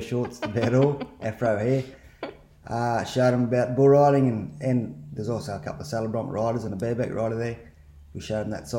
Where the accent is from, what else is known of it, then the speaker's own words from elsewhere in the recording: Scone, New South Wales, Australia; I grew up in Scone, Hunter Valley. Actually in town.